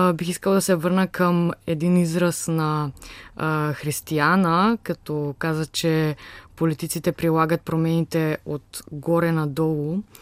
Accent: Skopje, North Macedonia; now in Sofia, Bulgaria; от Скопия съм, от Република Северна Македония

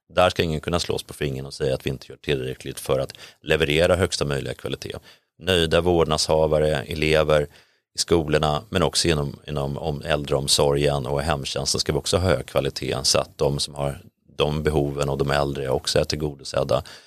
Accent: Täby, Stockholm County, Sweden; moved away as an adult; now in Sollentuna, Sweden; Jag växte upp i Täby

